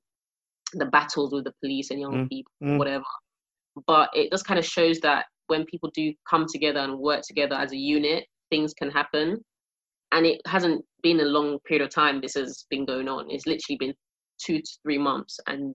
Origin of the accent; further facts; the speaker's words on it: London, United Kingdom; I grew up in an estate, I grew up in Peckham